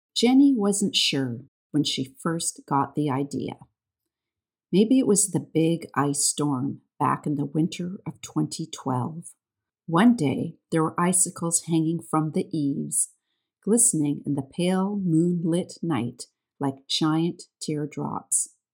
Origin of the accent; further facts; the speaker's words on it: Canada; accent: Canadian; I am the Canadian with the funny accent